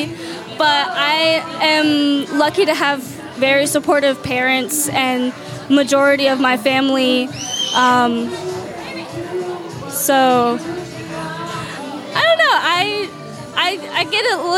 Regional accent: Rock Hill, South Carolina, United States; I was born and raised in Rock Hill

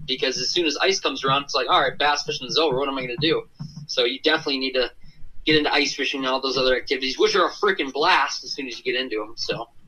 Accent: Minnesota, United States; I'm from Minnesota, just kind of a Midwest boy.

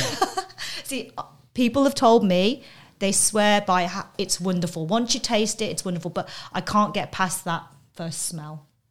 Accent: London, United Kingdom; moved away; also born or lived in Coventry; I'm from England, um, hometown. I have two loyalties. One is to London and one is to Coventry.

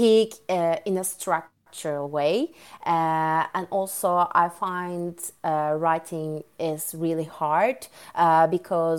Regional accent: Ankara, Turkey; English is a second language; moved away as an adult; now in London, United Kingdom; I was born and grew up in Turkey. My hometown is Ankara, which is the capital city of Turkey.

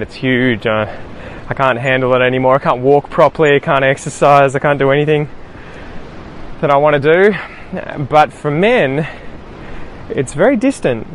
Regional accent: Australia; first language English; as Australian as I am. I just grew up here as a kid

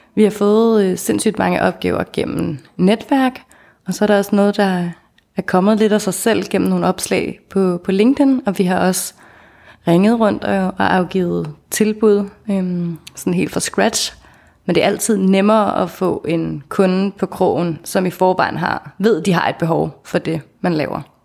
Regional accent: Denmark; vi øh, er sindssygt taknemmelige for at være født i velfærdsstaten Danmark

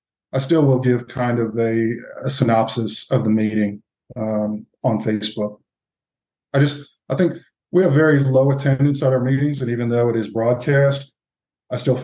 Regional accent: Charlotte, North Carolina, United States; moved away as an adult; now in Belmont, United States; I was born in Charlotte.

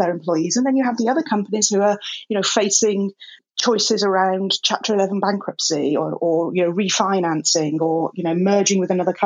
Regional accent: England, United Kingdom; now in Los Angeles, United States; I'm a English woman

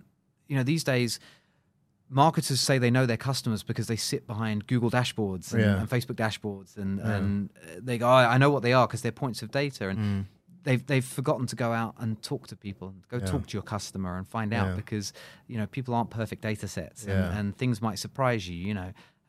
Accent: United Kingdom; moved away as an adult; now in Singapore; I've been here for 10 years in Singapore, right? I'm British. I've been in Singapore for 10 years.

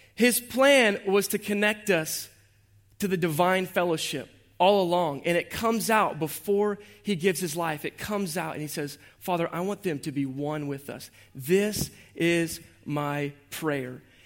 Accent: Jacksonville, Florida, United States; I was born and raised right here in Jacksonville, Duval, on the west side.

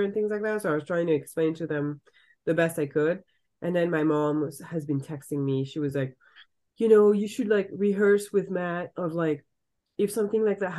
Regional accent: Saint-Pierre-en-Faucigny, Auvergne-Rhône-Alpes, France; English is a second language; moved away as an adult; now in Seattle, United States; I grew up in the French Alps, so it's obviously gorgeous.

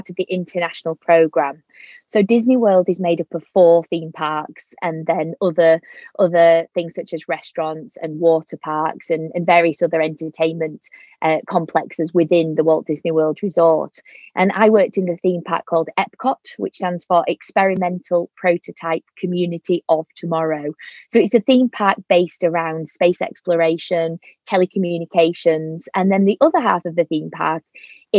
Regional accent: Yorkshire and the Humber, United Kingdom; accent: Yorkshire; my Yorkshire accent

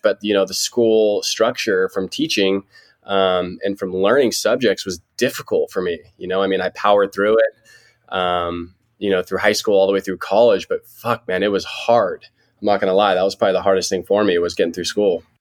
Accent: Santa Barbara, California, United States; now in San Diego, United States; I'm from Santa Barbara, so a couple hours north of San Diego. Um, been here my whole life

